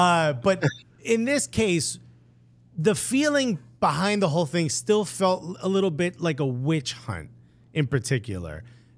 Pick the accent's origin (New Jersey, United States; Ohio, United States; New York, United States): New Jersey, United States; Newark; I'm born and raised in Newark